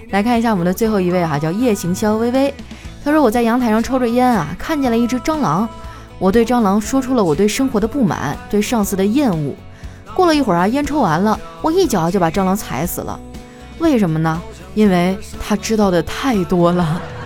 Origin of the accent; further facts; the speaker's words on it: northern China, China; 我作为一个北方人